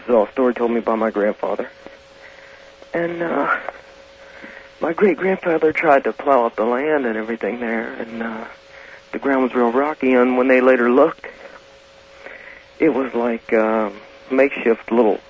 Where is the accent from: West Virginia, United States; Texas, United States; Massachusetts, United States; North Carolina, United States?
West Virginia, United States; now in Portland, United States; I'm originally from West Virginia